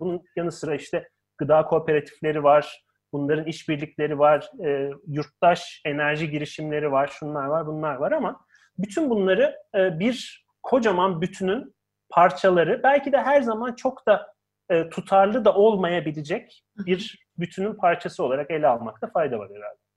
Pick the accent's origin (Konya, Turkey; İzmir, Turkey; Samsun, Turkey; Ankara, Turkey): Ankara, Turkey; ben Ankaralıyım